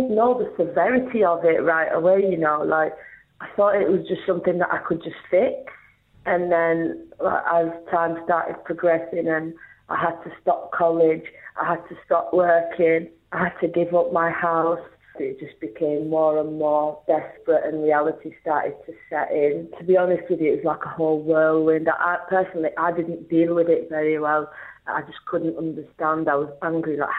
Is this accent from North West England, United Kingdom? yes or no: yes; Rochdale, North West England, United Kingdom; I'm from Manchester, North Manchester, Rochdale